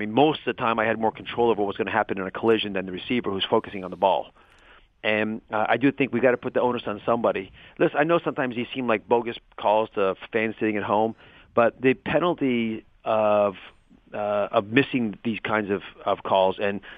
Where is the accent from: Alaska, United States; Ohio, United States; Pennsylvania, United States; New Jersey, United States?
Ohio, United States; Cleveland; I was born in Cleveland